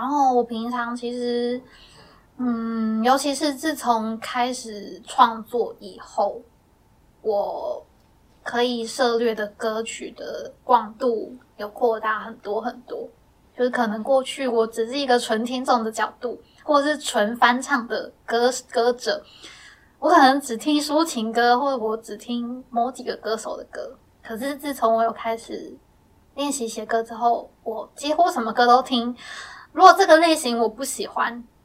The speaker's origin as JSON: {"language": "Chinese", "region": "Miaoli County", "country": "Taiwan", "accent": "Sixian Hakka", "said": "因为我自己是客家人，我是对苗栗的客家人，然后我的客家话就是可能一般的生活用语还可以"}